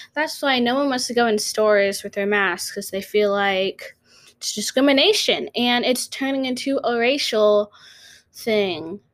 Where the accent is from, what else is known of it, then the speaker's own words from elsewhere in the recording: North Carolina, United States; I'm from North Carolina.